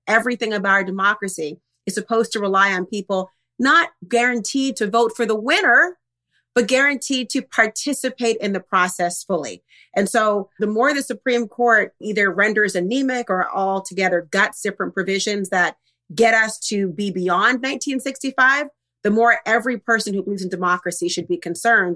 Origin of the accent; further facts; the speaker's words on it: Minnesota, United States; I'm from Minnesota